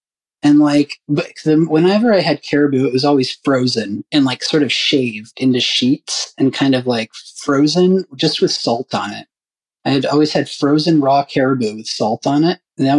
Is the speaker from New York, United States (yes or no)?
no; North Carolina, United States; I'm from North Carolina originally too. And I did have some early pig picking memories and stuff like that.